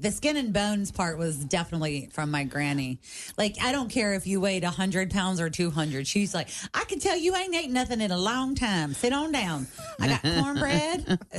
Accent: Kentucky, United States; I'm from Kentucky

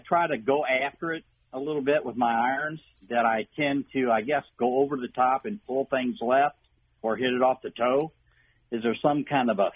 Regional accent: Elsberry, Missouri, United States; now in Innsbrook, United States; I grew up in Ellsbury. My dad was a realtor up there

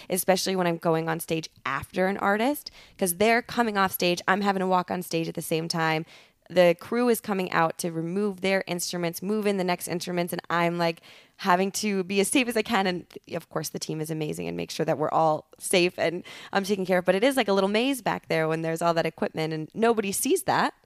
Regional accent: Altoona, Wisconsin, United States; moved away as an adult; also born or lived in Madison, Wisconsin; now in Los Angeles, United States; grew up in Altoona

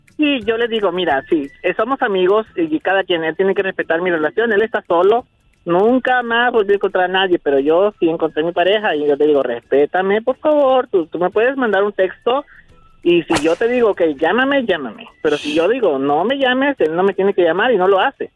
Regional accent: Santa Tecla, La Libertad, El Salvador; now in Las Vegas, United States; yo soy de El Salvador, exactamente del, Departamento de la Libertad, Santa Tecla

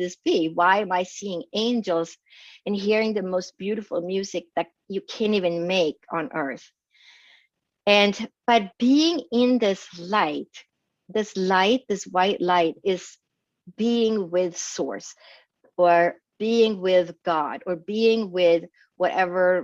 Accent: northern Sweden, Sweden; moved away; I grew up in Sweden, in northern Scandinavia and Europe

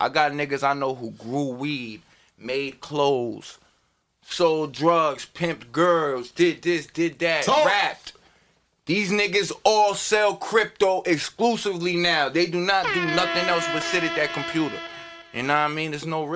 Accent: Hackensack, New Jersey, United States; I'm the oldest from Hackensack, I'm from Jersey

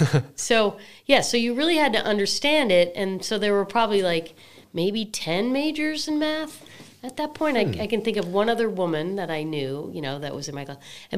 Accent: Massachusetts, United States; Yeah, I grew up outside of Boston, but I like it.

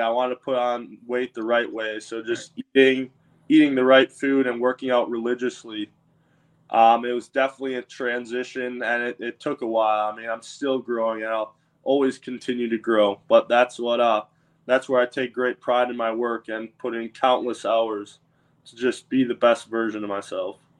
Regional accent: Wisconsin, United States; moved away as an adult; now in Tampa Bay, United States; being in Wisconsin, growing up in Wisconsin

